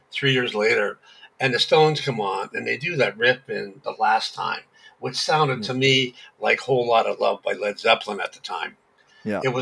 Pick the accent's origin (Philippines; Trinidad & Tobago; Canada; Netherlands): Canada; Hamilton, Ontario; Yes, I was born in Hamilton.